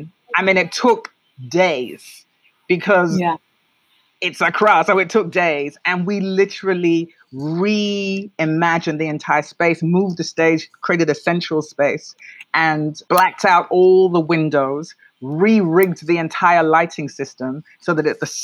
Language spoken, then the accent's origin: English; London, United Kingdom; accent: Black British English; moved away as an adult; also born or lived in New York, United States; now in Ghana; I was born and raised in London, so I speak Black British English.